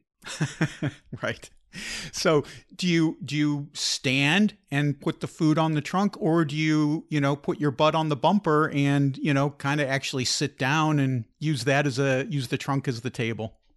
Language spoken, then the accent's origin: English; Chicago, Illinois, United States; now in Portugal; I grew up eating, uh, in Chicago tavern style pizza